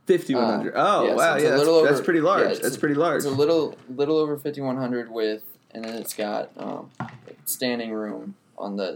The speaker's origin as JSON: {"language": "English", "town": "Charleston", "country": "United States", "said": "I'm from Charleston."}